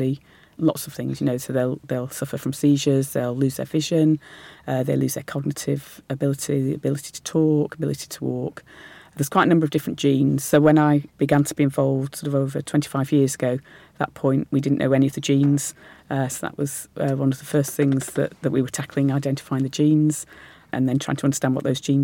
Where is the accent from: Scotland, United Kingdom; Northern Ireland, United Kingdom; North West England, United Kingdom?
North West England, United Kingdom; Lancashire; I was born in Lancashire